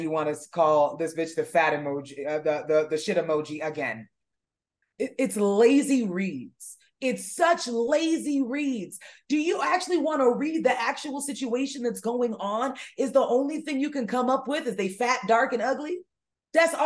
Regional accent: Florida, United States; We are both from Florida. We both know what it was like growing up

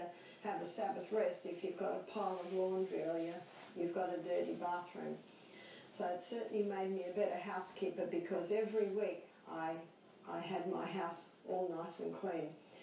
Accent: Australia; I'm Australian

